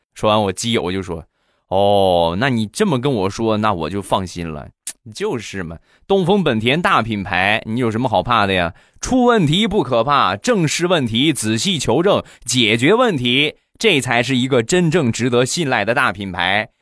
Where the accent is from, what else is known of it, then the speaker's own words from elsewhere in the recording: Rizhao, Shandong, China; 我们家乡的特产日照绿茶